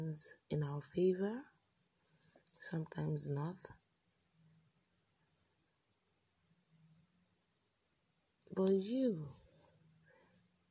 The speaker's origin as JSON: {"language": "English", "country": "Nigeria", "said": "I'm a Nigerian"}